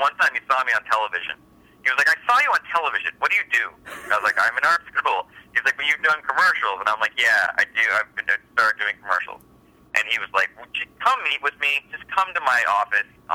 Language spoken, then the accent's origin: English; La Crescenta, California, United States; I grew up in La Crescenta